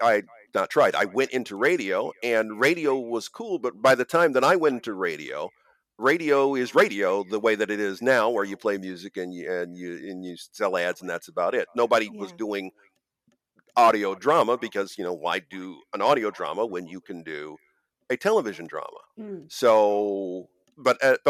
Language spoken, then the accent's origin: English; Ohio, United States; moved away; I'm originally from Ohio